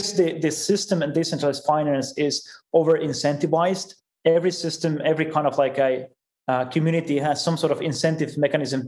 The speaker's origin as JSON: {"language": "English", "country": "Finland", "said": "I'm from Finland as well. And we have very big open source culture there."}